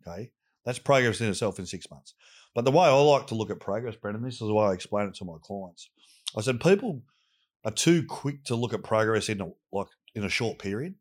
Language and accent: English; Sydney, New South Wales, Australia; I grew up in Southwest Sydney